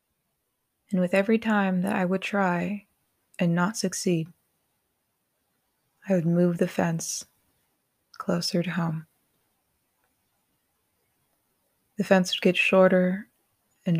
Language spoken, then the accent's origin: English; Colorado, United States; Growing up in Colorado